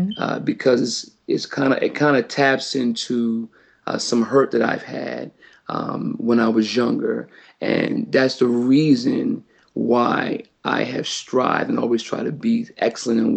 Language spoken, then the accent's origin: English; Wilmington, Delaware, United States; I was born and raised in Wilmington, Delaware